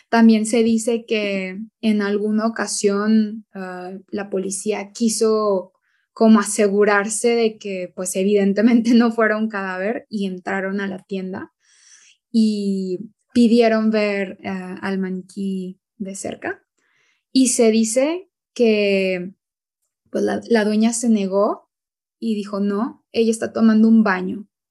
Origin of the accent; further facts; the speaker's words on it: Chihuahua, Mexico; los dos somos norteños, somos de estados del norte de México, de Chihuahua y de Coahuila